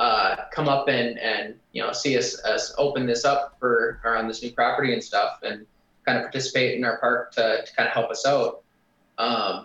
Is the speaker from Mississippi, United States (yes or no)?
no; Wisconsin, United States; I grew up in Wisconsin, so I was drinking at 13